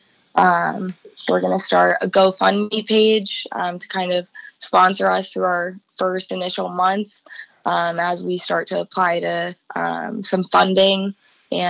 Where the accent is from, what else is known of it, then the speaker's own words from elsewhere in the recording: Columbus, Ohio, United States; also born or lived in Cincinnati; my hometown of Columbus